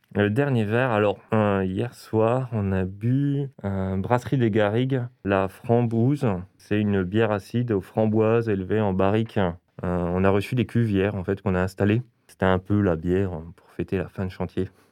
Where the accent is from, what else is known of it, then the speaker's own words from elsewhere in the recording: Belfort, Bourgogne-Franche-Comté, France; now in Strasbourg, France; je viens de Belfort.